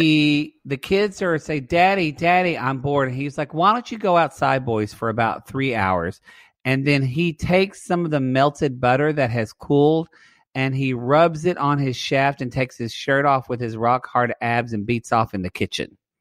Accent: Southern Oklahoma, United States; moved away; I'm from Southern Oklahoma

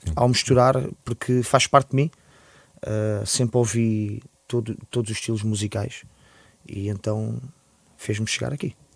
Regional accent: Lisbon, Portugal; born or raised there

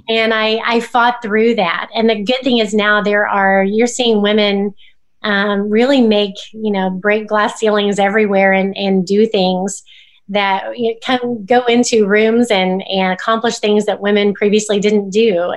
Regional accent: Oklahoma, United States; growing up in Oklahoma

